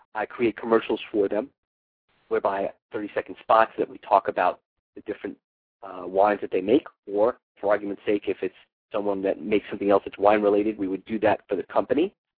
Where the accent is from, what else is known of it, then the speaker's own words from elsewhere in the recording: New York City, New York, United States; New York City, uh, my hometown